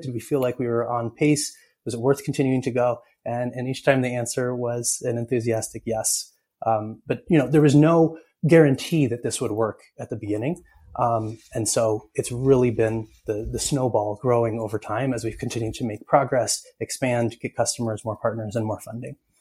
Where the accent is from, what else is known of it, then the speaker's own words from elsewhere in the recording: Ithaca, New York, United States; I grew up in Ithaca, New York, uh, and so I'm a big hometown fan.